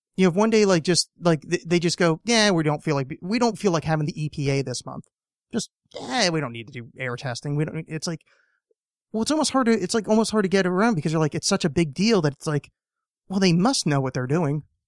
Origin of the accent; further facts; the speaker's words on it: United States; being an American